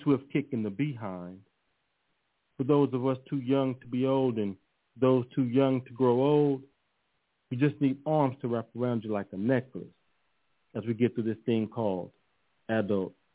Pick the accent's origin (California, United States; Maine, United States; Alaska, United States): California, United States; Los Angeles; also born or lived in Austin, Texas; living in South Central Los Angeles, and I grew up in in Leimert Park area